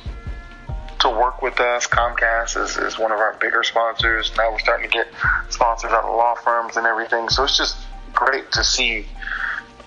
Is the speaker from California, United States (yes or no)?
no; Miami-Dade, Florida, United States; also born or lived in Key West, Florida; I was born in Key West, and I was raised in Miami-Dade